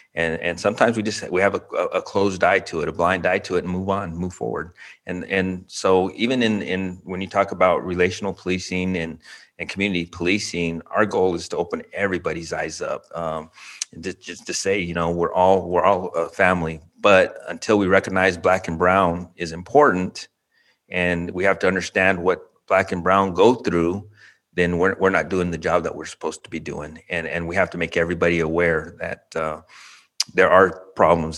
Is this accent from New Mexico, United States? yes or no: yes; Albuquerque, New Mexico, United States; now in Round Rock, United States; born and raised in Albuquerque, New Mexico